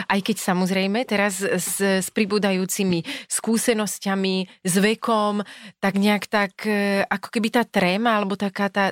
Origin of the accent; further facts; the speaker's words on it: Hriňová, Banská Bystrica Region, Slovakia; also born or lived in Lučenec; ja som vyrastala v Hriňovej, mm-hmm. sme sa presťahovali do Lučenca